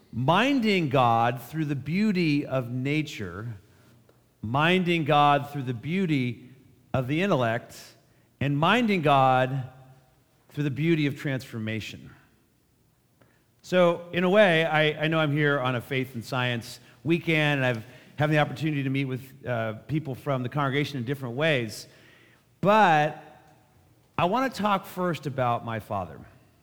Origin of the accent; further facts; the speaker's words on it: Menlo Park, California, United States; also born or lived in Berkeley, California; I grew up in the Bay Area. I was born at Stanford Hospital. I lived in Menlo Park for my early years before I went to college at Berkeley.